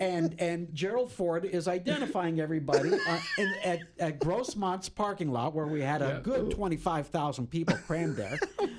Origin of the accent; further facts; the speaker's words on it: Canada; now in San Diego, United States; I'm still Canadian.